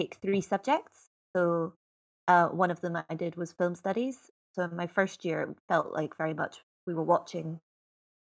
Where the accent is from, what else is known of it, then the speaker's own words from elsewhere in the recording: Edinburgh, Scotland, United Kingdom; now in London, United Kingdom; I'm from Edinburgh, and I went to Catholic school